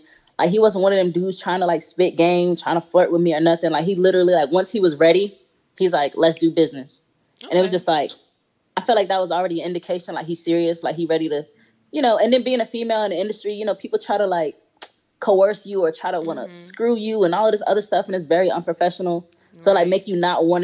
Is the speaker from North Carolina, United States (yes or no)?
yes; Raleigh, North Carolina, United States; I'm from Raleigh, North Carolina. Exit 300